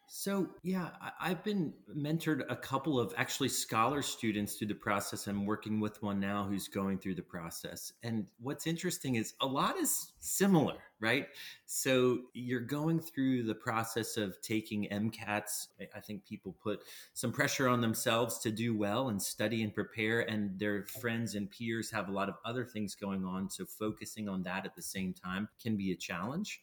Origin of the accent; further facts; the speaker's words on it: Plowville, Pennsylvania, United States; moved away as an adult; also born or lived in Atlanta / New York; growing up in Plowville, I had gone to a few, you know, agricultural fairs